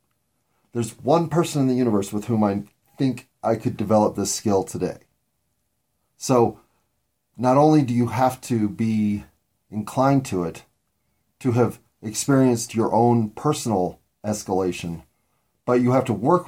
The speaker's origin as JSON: {"language": "English", "country": "United States", "said": "As an American"}